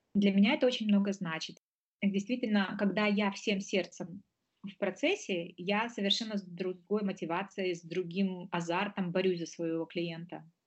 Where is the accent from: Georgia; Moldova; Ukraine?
Moldova; moved away as an adult; now in Germany; Я до этого успела поучиться на родине. Я из Молдовы